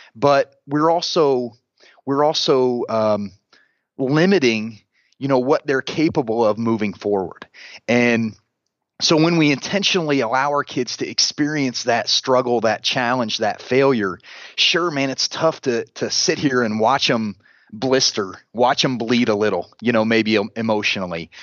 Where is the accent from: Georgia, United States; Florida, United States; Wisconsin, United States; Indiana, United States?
Indiana, United States; Central; I'm a, I'm a Central Indiana, uh, kid, born and raised